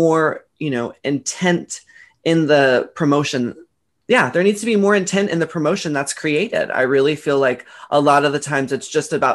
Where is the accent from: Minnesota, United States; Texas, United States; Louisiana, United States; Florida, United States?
Texas, United States; Dallas; I grew up in Dallas, Texas